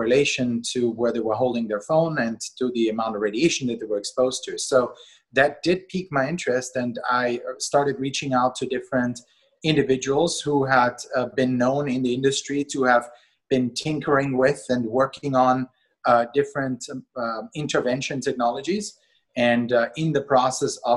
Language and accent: English; Austria; moved away; I was born and raised in Austria, not to be confused with Australia